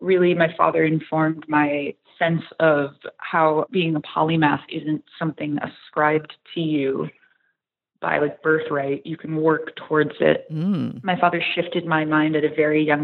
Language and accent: English; Watertown, New York, United States; accent: Canadian; moved away as an adult; also born or lived in Syracuse, New York / Potsdam, New York; now in New York City, United States; I'm from upstate New York. I'm from a town that's about an hour and a half north of Syracuse called Watertown